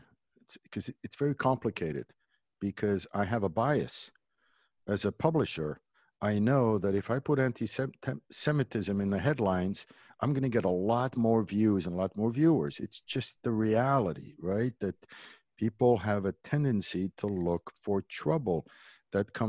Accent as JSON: {"language": "English", "town": "Montreal", "region": "Quebec", "country": "Canada", "tie": "born or raised there", "also_born_or_lived": "Berrechid, Morocco", "moved": "as an adult", "lives_now": "Los Angeles, United States", "said": "that's where I grew up in Canada and graduated from McGill University"}